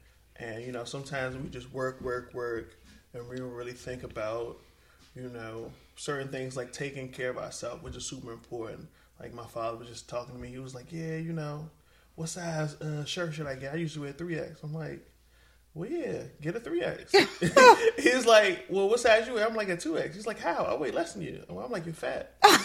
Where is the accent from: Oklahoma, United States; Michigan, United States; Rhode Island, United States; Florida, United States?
Florida, United States; Miami; born there; also born or lived in Richmond / Colorado; So, I was born in Miami.